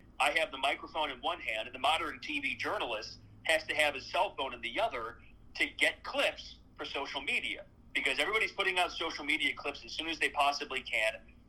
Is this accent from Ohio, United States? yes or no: yes; Cincinnati, Ohio, United States; I'm from the Cincinnati area.